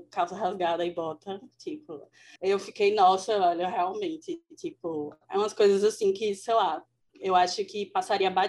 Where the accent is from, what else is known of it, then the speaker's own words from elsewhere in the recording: Bahia, Brazil; also born or lived in Sergipe; Aí eu falei que eu era da Bahia, mas eu morei já em vários lugares, aí morei, estava é, vivendo em Sergipe há mais de 10